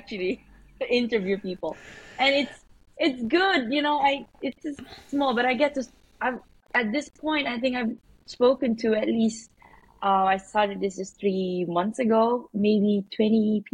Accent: Malaysia; I'm originally Malaysian, but by blood I am Filipino.

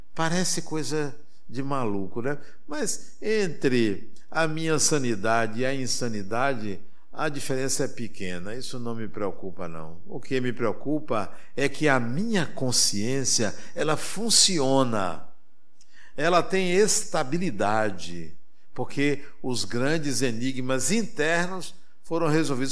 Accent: Brazil; eu sou brasileiro

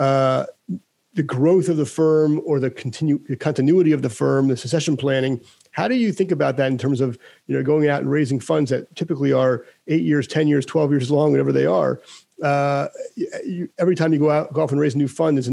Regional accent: United States; I'm American

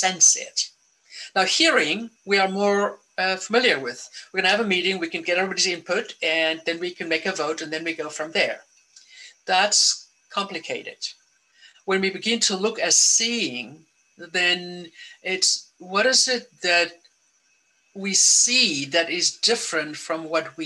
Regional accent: South Africa; now in United States; I grew up in South Africa

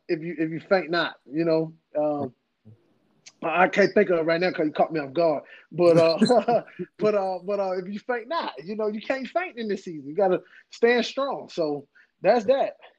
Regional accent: Henderson, North Carolina, United States; also born or lived in Durham, North Carolina; I'm from Henderson, North Carolina

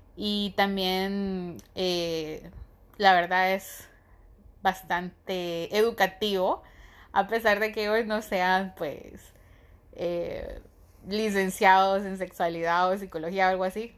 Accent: Honduras; soy de Honduras

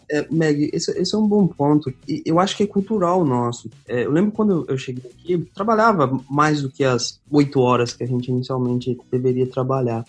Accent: Minas Gerais, Brazil; moved away as an adult; also born or lived in Rio de Janeiro; now in Ireland; eu sou mineiro

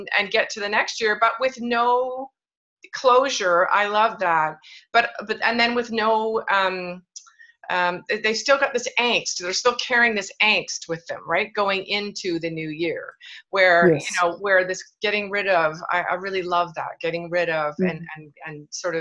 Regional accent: Canada; moved away as an adult; also born or lived in Kelowna, British Columbia; even though I'm Canadian, but I hadn't lived in Canada for 12 years, I'm back and I live in the warmest place in Canada, by the way, Kelowna, British Columbia

